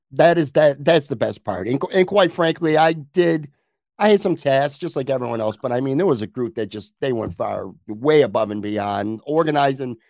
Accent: Buffalo, New York, United States; I grew up on the west side of Buffalo

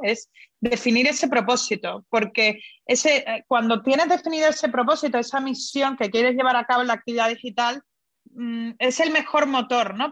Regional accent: Spain; yo soy española, me encanta mi, mi país

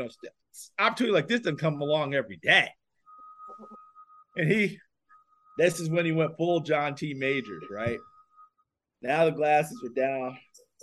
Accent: New Paltz, New York, United States; accent: New York; from New Paltz, New York. He heard me talk with my New York accent.

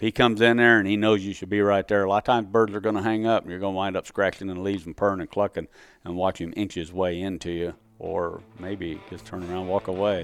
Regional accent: Missouri, United States; moved away; my home state.

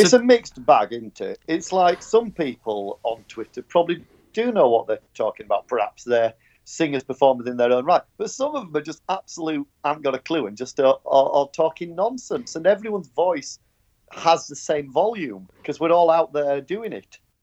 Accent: Yorkshire and the Humber, United Kingdom; I'm from Yorkshire.

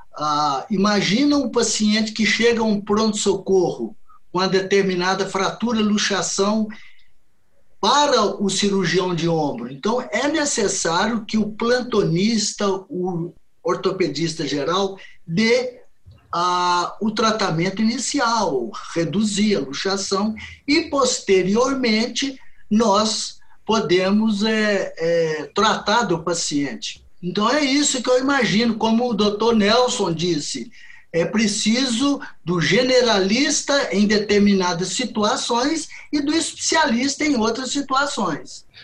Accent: Belo Horizonte, Minas Gerais, Brazil; eu sou de Belo Horizonte, Minas Gerais. Eu me formei aqui em Belo Horizonte em 1975

